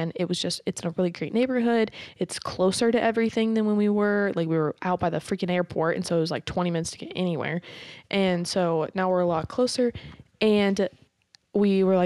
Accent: Carthage, Missouri, United States; I'm from Carthage. Like, I graduated from Carthage

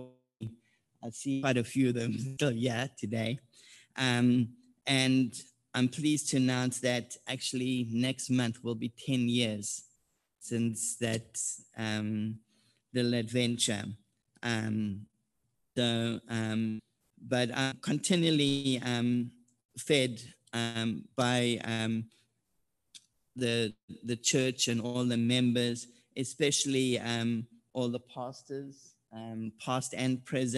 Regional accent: South Africa; moved away as an adult; now in Oceanside, United States; I'm originally from South Africa. I arrived in the U.S. in January 2007

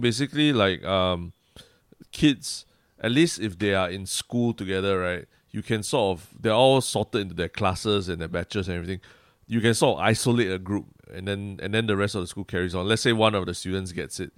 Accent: Singapore; being Singaporean

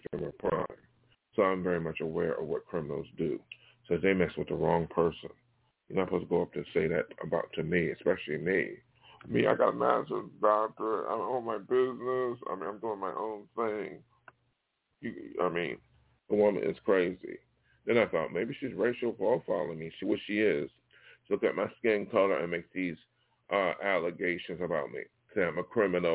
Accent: Los Angeles, California, United States; also born or lived in New York; I come from South Los Angeles

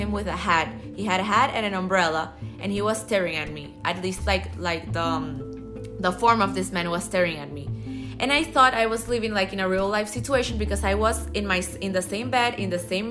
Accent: Dominican Republic; I'm from the Dominican Republic, and I'm 21 years old.

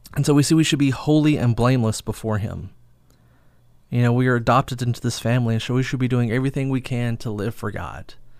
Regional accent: United States; we as American believers

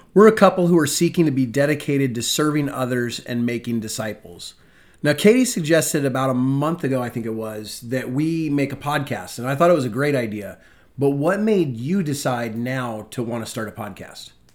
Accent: Spokane, Washington, United States; moved away as an adult; now in Virginia, United States; I'm originally from Washington State, the wonderful city of Spokane.

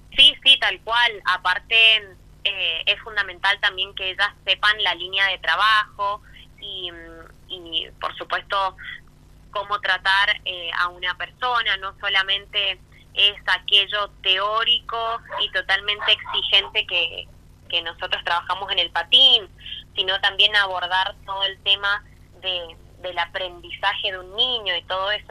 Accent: eastern Mendoza, Argentina; Yo como soy del este de Mendoza, mi característica es 2634

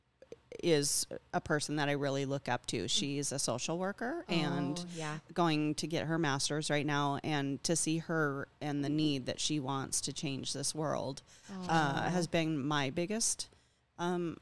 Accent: Clancy, Montana, United States; also born or lived in California; I come from Clancy, Montana, yep. And I grew up there with my parents, and then we moved into town.

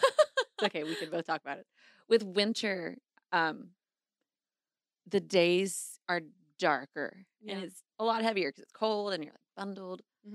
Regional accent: Texas, United States; I grew up in Texas.

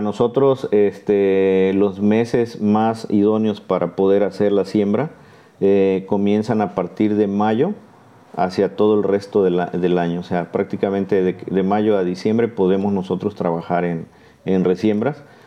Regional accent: Martínez de la Torre, Veracruz, Mexico; Ahora me toca trabajar eh, nuevamente aquí en la zona de Martínez, este, de donde soy originario

